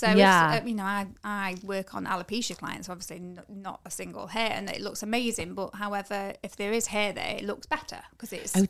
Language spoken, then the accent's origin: English; Nottingham, East Midlands, United Kingdom; now in Chesterfield, United Kingdom; No, I'm from Nottingham originally, but I've lived in Chesterfield kind of most of my life now.